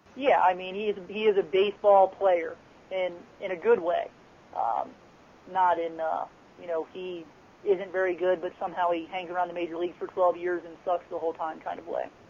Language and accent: English; Cincinnati, Ohio, United States; born and raised in Cincinnati